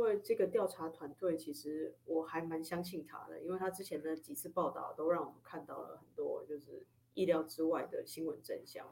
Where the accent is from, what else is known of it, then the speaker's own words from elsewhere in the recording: Taiwan; 我是一个台湾人